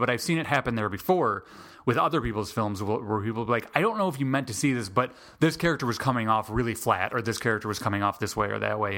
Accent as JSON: {"language": "English", "town": "Chicago", "region": "Illinois", "country": "United States", "moved": "yes", "lives_now": "Atlanta, United States", "said": "I am originally from Chicago, but I came down, I moved down to Atlanta"}